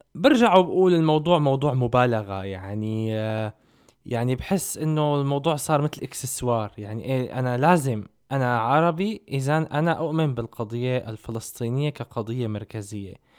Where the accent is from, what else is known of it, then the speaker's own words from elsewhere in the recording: Syria; moved away; احنا من صغرنا بسوريا